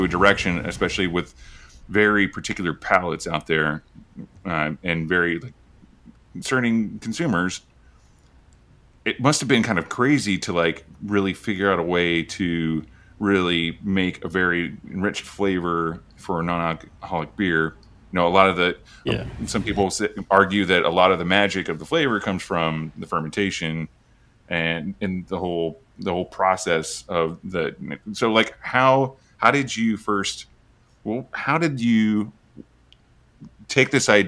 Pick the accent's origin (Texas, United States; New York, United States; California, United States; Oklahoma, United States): Oklahoma, United States; I'm originally from Oklahoma, and we would just road trip from there, you know, once or twice a year.